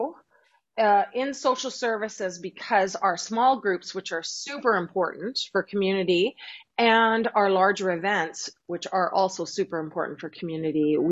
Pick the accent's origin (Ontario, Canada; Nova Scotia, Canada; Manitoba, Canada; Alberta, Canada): Manitoba, Canada; Winnipeg; moved away; I'm from Winnipeg